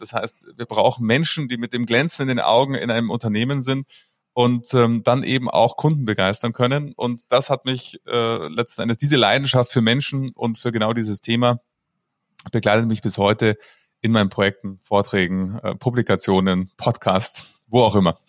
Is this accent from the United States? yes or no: no; Munich, Bavaria, Germany; Also ich bin geboren im schönen München und ähm, somit äh, dort aufgewachsen und habe mein ganzes Leben bis auf das letzte Jahr, da bin ich nämlich in die Berge gezogen, äh, dort gelebt